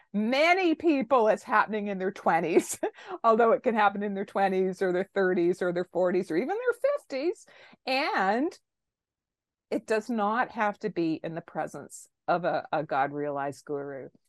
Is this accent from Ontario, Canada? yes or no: yes; Toronto, Ontario, Canada; I am, uh, born and raised in Toronto, Canada